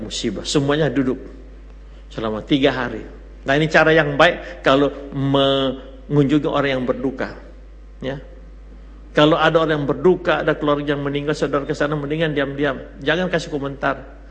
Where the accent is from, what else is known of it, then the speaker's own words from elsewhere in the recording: Makassar, South Sulawesi, Indonesia; Saya orang Makassar